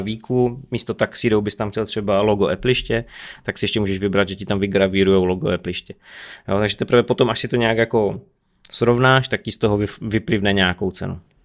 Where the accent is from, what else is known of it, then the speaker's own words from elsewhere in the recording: Czechia; my jsme Češi